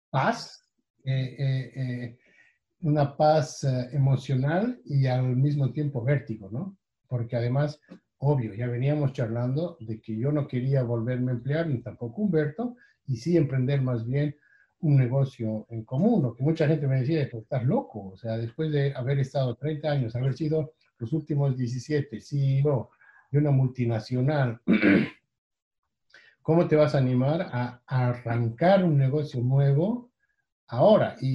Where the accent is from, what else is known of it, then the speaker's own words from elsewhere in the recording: Bolivia; moved away as an adult; Nosotros somos originalmente de Bolivia, somos bolivianos y veníamos de haber vivido ya años antes en otros países, en América Latina